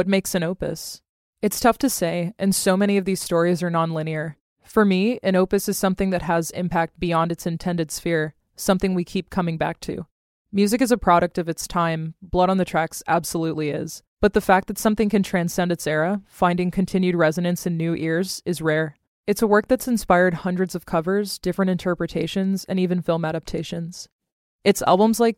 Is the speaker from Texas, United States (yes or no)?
yes; Texas, United States; Growing up in Texas